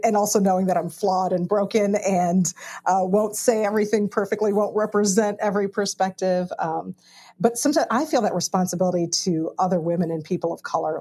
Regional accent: Chicago, Illinois, United States; I grew up in Chicago

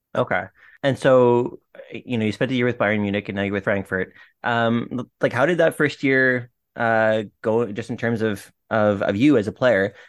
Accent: Ottawa, Ontario, Canada; I was, like, a Stittsville kid

